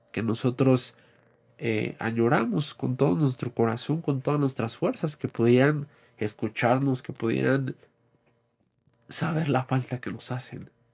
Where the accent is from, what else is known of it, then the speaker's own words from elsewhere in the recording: Mexico; nuestra cultura como mexicanos